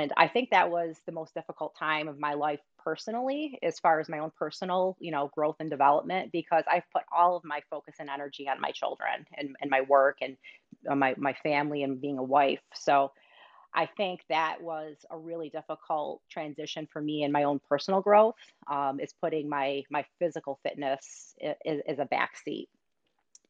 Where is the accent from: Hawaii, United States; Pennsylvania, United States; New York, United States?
New York, United States; Rochester; also born or lived in Michigan; I grew up, as we originally started this conversation, in upstate New York. So I'm originally from Rochester, New York